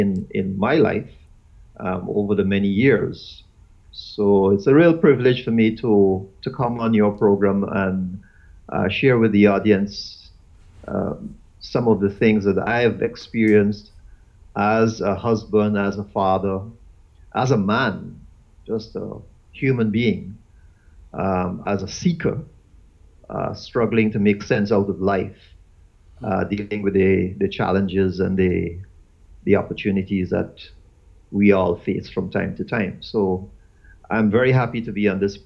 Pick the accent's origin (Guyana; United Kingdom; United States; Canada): Guyana; moved away as an adult; also born or lived in Eastern Caribbean; now in St. Lucia; I'm originally from Guyana. I'm a Guyanese by birth, and I left Guyana almost 20 years now, and I've been living in the Eastern Caribbean.